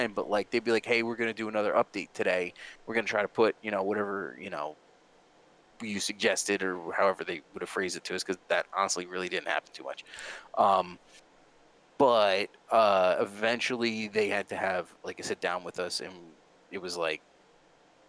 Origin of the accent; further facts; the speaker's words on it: New Jersey, United States; we're all from Jersey